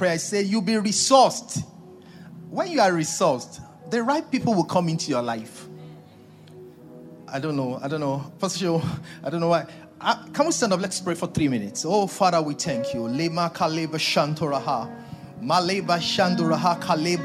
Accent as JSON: {"language": "English", "country": "Nigeria"}